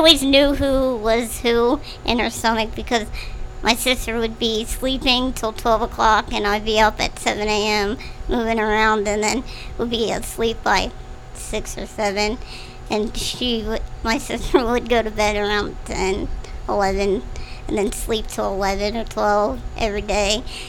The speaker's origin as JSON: {"language": "English", "town": "Echo", "country": "United States", "also_born_or_lived": "Hamilton", "moved": "yes", "said": "I went to Hamilton middle and high school. Okay. Mm-hmm. I'm originally from Echo."}